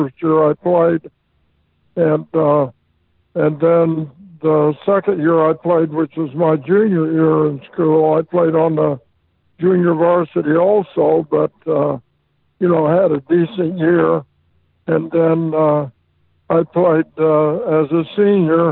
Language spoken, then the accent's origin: English; Monticello, Indiana, United States; I was born in Monticello, Indiana